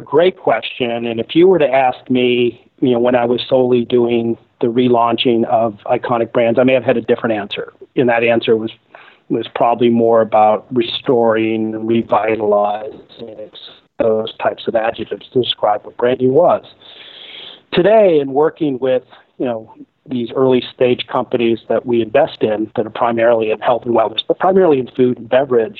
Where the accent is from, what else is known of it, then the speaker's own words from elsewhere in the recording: Boston, Massachusetts, United States; moved away; Originally, I'm from Boston.